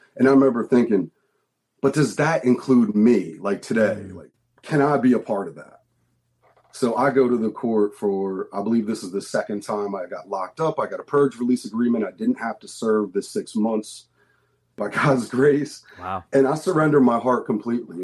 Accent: outside of Philadelphia, Pennsylvania, United States; we grew up outside of Philadelphia

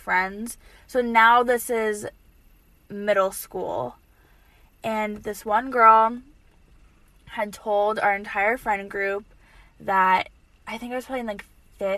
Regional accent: Boston, Massachusetts, United States; I was born in Newton Wellesley Hospital, but, like, born and raised in Boston. You know, like, grew up in Boston

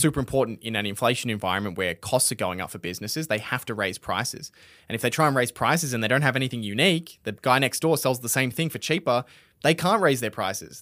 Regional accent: Australia; we're Australian

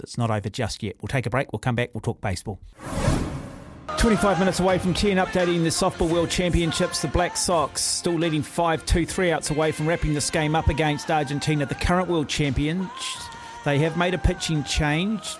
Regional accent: Auckland, New Zealand; I grew up in Mount Albert

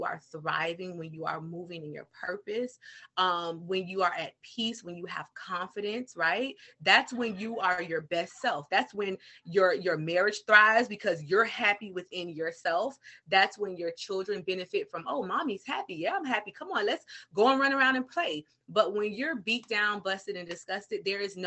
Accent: the South, United States; I'm from the South, so it's sugar down here

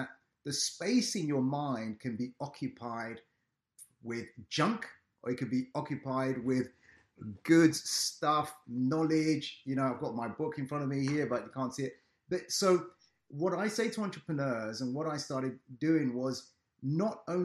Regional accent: London, United Kingdom; I'm joining in from London, United Kingdom. I do my businesses here. I was raised here and everything else

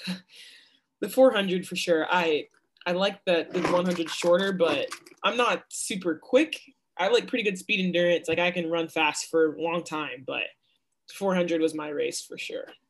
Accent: Dallas, Texas, United States; I'm from Dallas

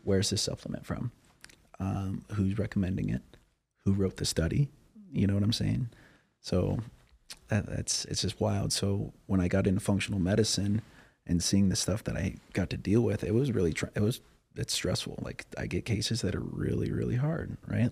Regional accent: Cheyenne, Wyoming, United States; I'm from Cheyenne, Wyoming, so that's an hour north of Denver

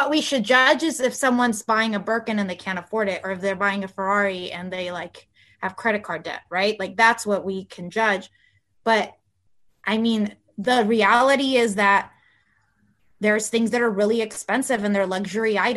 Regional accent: California, United States; first language Spanish; English is a second language; So I went to school all my life in California, and my first language is Spanish, so I can sound American, very American

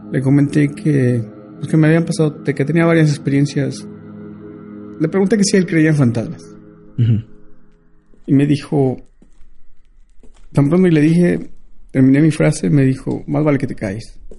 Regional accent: United States; y nosotros, nosotros creemos en el espiritualismo, soy, soy nativo americano, yo creo en el espiritualismo.

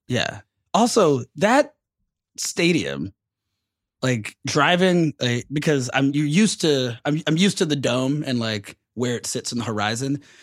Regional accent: Atlanta, Georgia, United States; everyone's still coming to my hometown

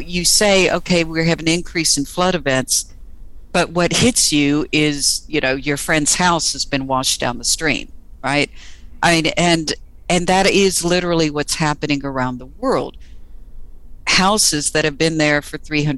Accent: Texas, United States; moved away as an adult; also born or lived in Britain; now in United Kingdom; I'm from Texas

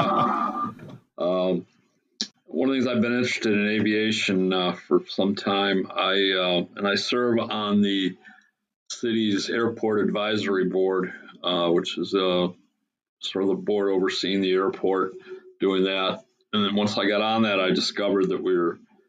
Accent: Battle Creek, Michigan, United States; I grew up here in Battle Creek

